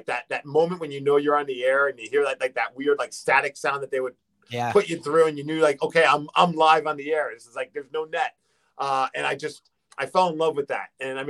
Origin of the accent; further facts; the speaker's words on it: New York, United States; moved away as an adult; now in Seattle, United States; I grew up in New York, so I was a big fan of WFAN